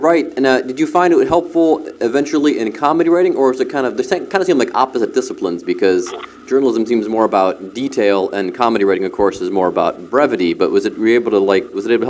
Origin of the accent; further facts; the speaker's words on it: Cleveland, Ohio, United States; now in Cincinnati, United States; I'm from Cleveland.